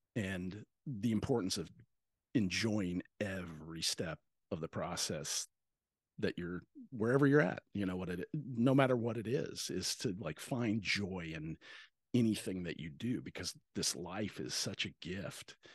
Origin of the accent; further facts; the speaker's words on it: Bandera, Texas, United States; moved away as an adult; also born or lived in Washington; growing up in Texas